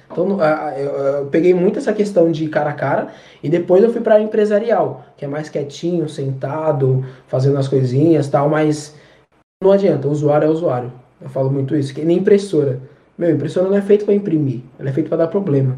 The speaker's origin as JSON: {"language": "Portuguese", "region": "São Paulo", "country": "Brazil", "said": "eu sou de São Paulo, é, na região de Pirituba"}